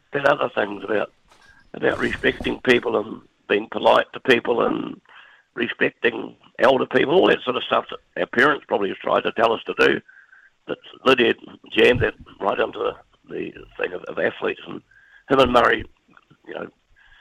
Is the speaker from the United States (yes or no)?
no; New Zealand; being a Kiwi